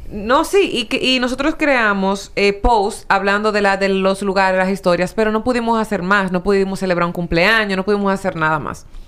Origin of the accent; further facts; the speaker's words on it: San Pedro de Macorís, Dominican Republic; yo soy de San Pedro